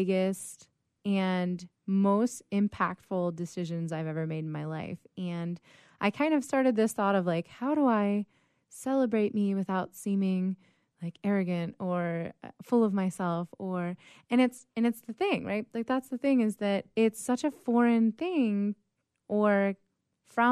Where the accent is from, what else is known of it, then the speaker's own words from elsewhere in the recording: Pittsburgh, Pennsylvania, United States; moved away as an adult; also born or lived in Sacramento; now in San Diego, United States; Originally, I'm from Pittsburgh, Pennsylvania